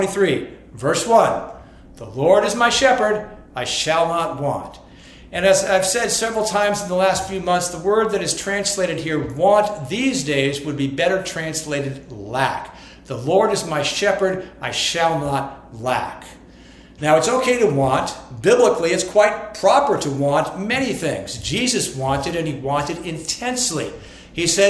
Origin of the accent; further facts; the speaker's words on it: United States; growing up in America